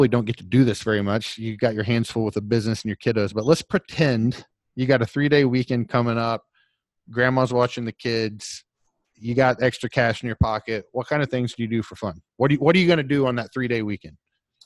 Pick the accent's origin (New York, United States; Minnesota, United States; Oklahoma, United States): Oklahoma, United States; I'm from Oklahoma